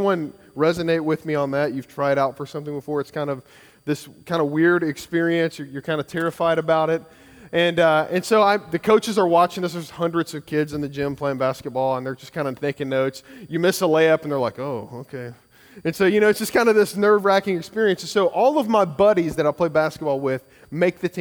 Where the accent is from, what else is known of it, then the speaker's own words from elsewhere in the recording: Kentucky, United States; now in Georgia, United States; I grew up in Kentucky